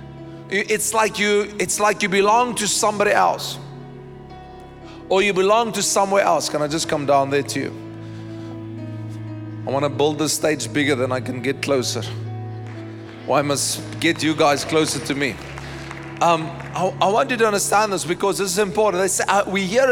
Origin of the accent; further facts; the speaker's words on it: South Africa; my ID book tells me that I am a citizen of, South Africa